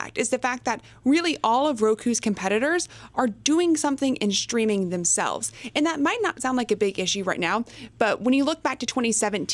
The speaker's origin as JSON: {"language": "English", "region": "Texas", "country": "United States", "said": "I'm from Texas"}